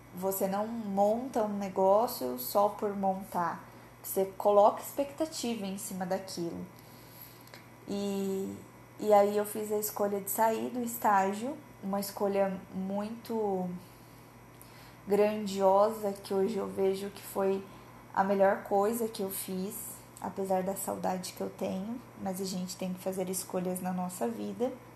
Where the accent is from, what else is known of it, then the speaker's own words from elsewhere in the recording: Cianorte, Paraná, Brazil; now in Maringá, Brazil; Eu sou de Cianorte, no interior do Paraná, é minha cidade natal, porém, desde 2018 eu me mudei para Maringá, que também é no Paraná